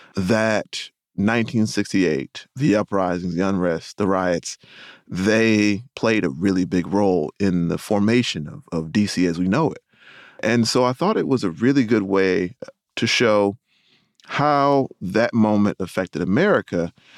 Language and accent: English; Rocky Mount, North Carolina, United States; I'm from Rocky Mountain, North Carolina